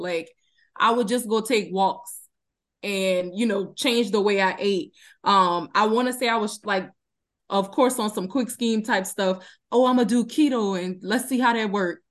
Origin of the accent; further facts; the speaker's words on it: Donaldsonville, Louisiana, United States; now in Houston, United States; I'm from Donaldsonville, Louisiana, currently residing in Houston, Texas.